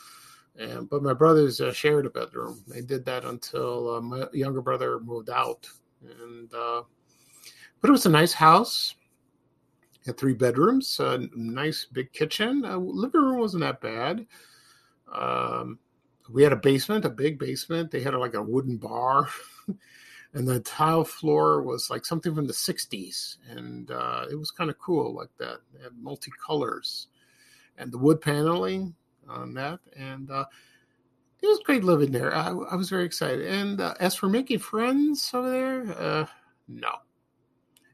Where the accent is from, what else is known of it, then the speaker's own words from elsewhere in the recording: Chicago, Illinois, United States; When I was born in Chicago, my family and I, we did not live in a house. We lived in apartments